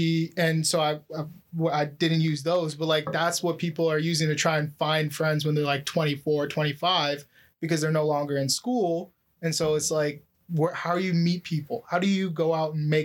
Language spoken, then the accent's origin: English; Oakville, Ontario, Canada; I grew up in Oakville